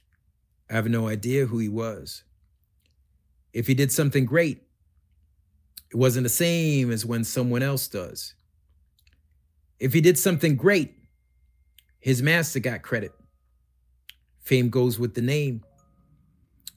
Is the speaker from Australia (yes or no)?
no; Canada; I grew up in Canada as one of the only Black kids